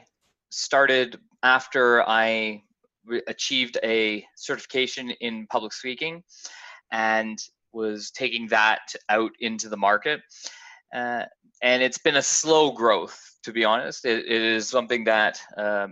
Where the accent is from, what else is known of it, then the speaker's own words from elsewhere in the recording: Canada; accent: Canadian; I'm Canadian, if you haven't heard from the accent.